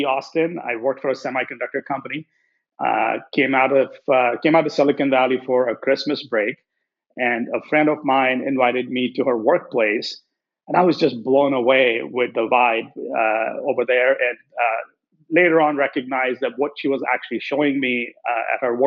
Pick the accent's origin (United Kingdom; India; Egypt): India; moved away as an adult; also born or lived in Columbus, Nebraska; now in United States; So, I grew up in India and studied engineering over there.